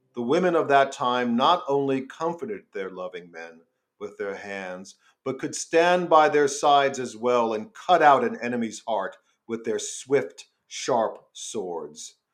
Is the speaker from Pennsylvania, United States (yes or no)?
no; New York City, New York, United States; I'm from New York. I'm from Staten Island.